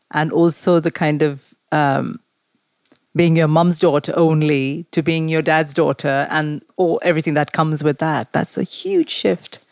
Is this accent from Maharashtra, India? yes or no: yes; Mumbai, Maharashtra, India; I grew up in Mumbai